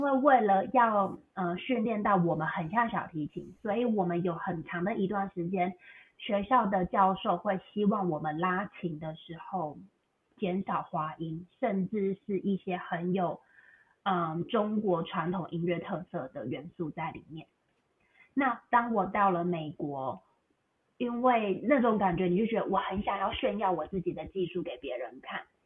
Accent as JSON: {"language": "Chinese", "country": "Taiwan", "tie": "born or raised there", "also_born_or_lived": "Beijing, China / Macau", "moved": "as an adult", "lives_now": "United States", "said": "我本来是在台湾长大，后来我去中国大陆，我去北京念书，念了，呃，六年，后来又去澳门工作几年，然后目前我是定居在美国"}